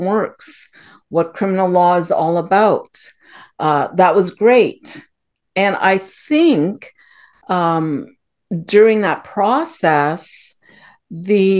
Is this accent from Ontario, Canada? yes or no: yes; Ottawa, Ontario, Canada; moved away as an adult; now in United States; I was born and raised in Ottawa, which is in Canada